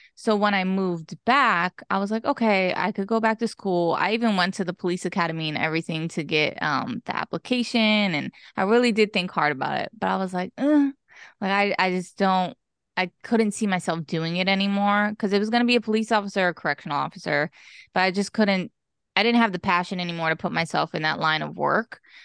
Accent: East Stroudsburg, Pennsylvania, United States; also born or lived in Tannersville, Pennsylvania / Mount Pocono, Pennsylvania; now in Harrisburg, United States; I was, uh, born and raised in Pennsylvania, but specifically East Stroudsburg, Pennsylvania

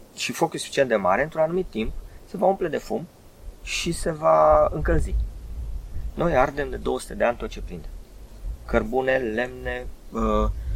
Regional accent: Bucharest, Romania; eu ca bucureștean

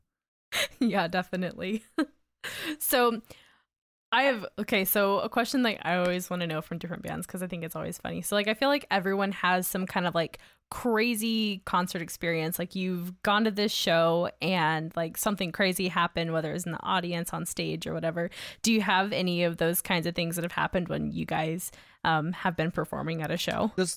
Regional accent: Augusta, Georgia, United States; now in Salt Lake City, United States; where I grew up in Georgia, which it was Augusta, which is just a golf town

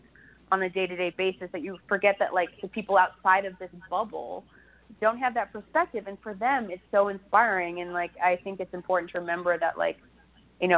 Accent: Ohio, United States; moved away; where I grew up, I was born in Ohio, and the Amish community that surrounded us

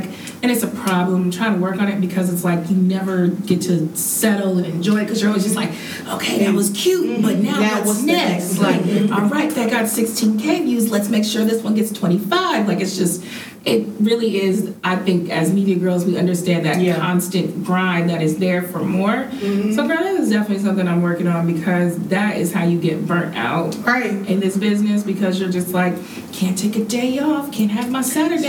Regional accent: Marietta, Georgia, United States; I'm from Marietta.

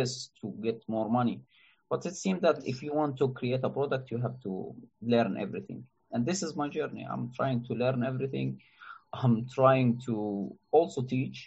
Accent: Jordan; I'm from Jordan, a country in the Middle East

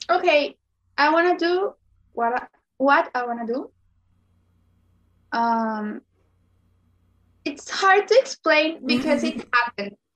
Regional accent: Sonora, Mexico; I'm from Sonora, Mexico

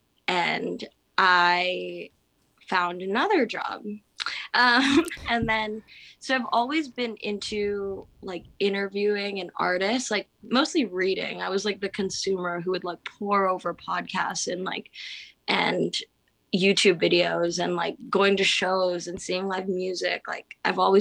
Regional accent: San Diego, California, United States; moved away as an adult; also born or lived in Los Angeles; now in Hawaii, United States; I am from San Diego, and then I ended up going to San Diego State

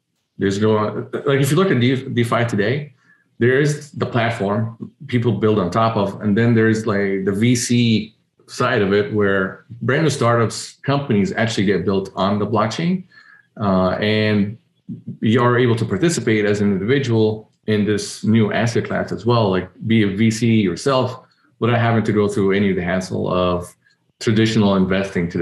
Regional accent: Egypt; moved away; So I'm an immigrant. I was born and raised in Egypt, and immigrating from there

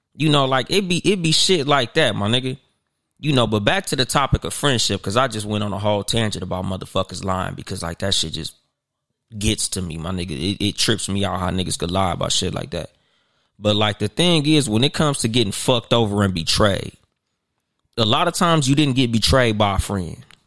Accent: Compton, California, United States; also born or lived in Inland Empire, California; I claim Compton because I was born in Compton, and no matter where I go in the world, that's where I'm always gonna go back to.

